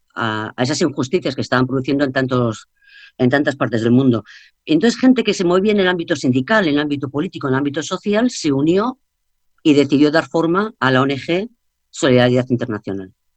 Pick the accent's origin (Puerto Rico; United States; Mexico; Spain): Spain